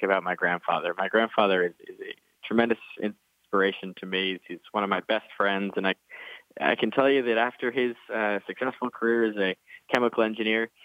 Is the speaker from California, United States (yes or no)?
no; Westport, Connecticut, United States; my hometown of Westport